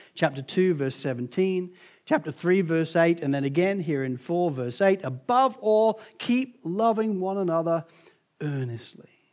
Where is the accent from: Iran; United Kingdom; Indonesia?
United Kingdom; England; also born or lived in United States; being English